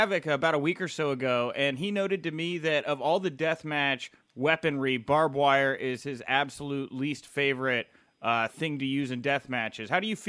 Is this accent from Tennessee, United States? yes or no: no; Texas, United States; I'm from Texas.